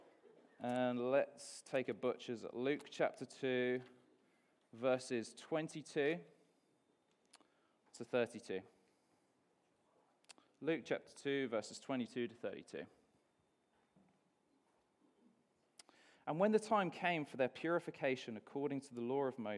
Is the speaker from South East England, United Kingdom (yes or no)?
no; Bath, South West England, United Kingdom; moved away as an adult; also born or lived in Christchurch, New Zealand; my hometown, Bath